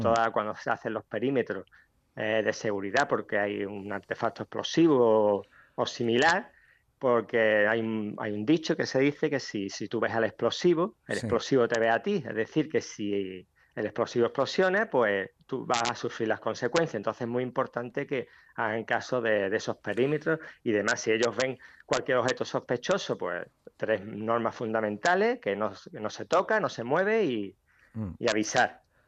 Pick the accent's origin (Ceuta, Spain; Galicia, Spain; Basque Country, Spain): Ceuta, Spain; natural de Ceuta